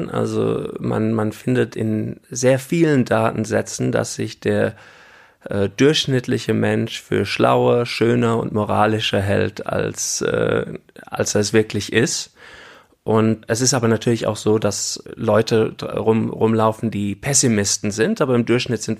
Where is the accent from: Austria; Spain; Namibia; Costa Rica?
Namibia; also born or lived in Germany / Cape Town, South Africa; Ich bin auch in Deutschland geboren und als ich dann zehn war, sind wir nach Namibia ausgewandert.